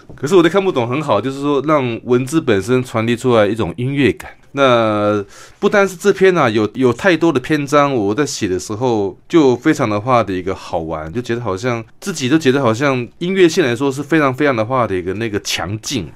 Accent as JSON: {"language": "Chinese", "region": "Kinmen County", "country": "Taiwan", "also_born_or_lived": "Sanchong, New Taipei", "moved": "yes", "lives_now": "Taipei, Taiwan", "said": "我来自金门"}